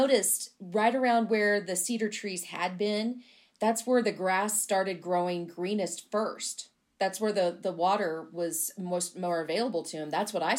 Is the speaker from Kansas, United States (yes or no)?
yes; Flint Hills, Kansas, United States; I grew up in the Flint Hills burning pasture every year.